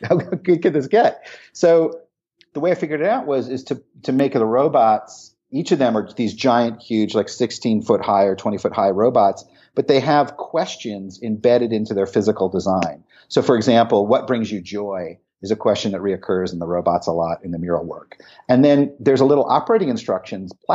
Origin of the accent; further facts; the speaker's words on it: Portland, Oregon, United States; So in Portland, which is my hometown, I have about 7 different bot murals here. So because I live here